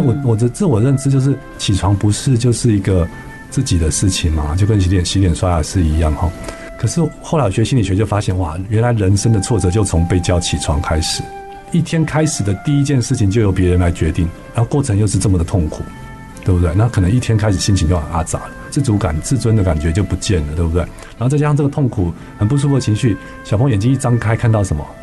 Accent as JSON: {"language": "Chinese", "region": "Taipei", "country": "Taiwan", "tie": "born or raised there", "said": "我家小时候是住在台北的植物园旁边"}